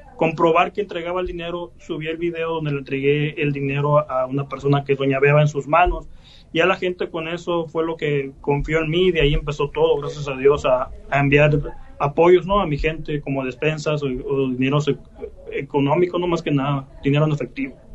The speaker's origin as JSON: {"language": "Spanish", "town": "San Pedro de la Cueva", "region": "Sonora", "country": "Mexico", "also_born_or_lived": "United States", "said": "los platillos de aquí de mi, de mi pueblo"}